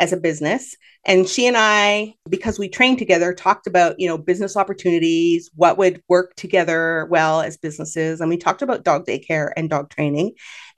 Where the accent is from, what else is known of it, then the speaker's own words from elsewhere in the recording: Canada; I'm Canadian